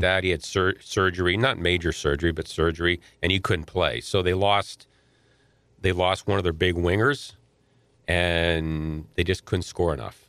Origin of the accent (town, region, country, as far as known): St. Louis, Missouri, United States; born or raised there; also born or lived in Ottawa, Canada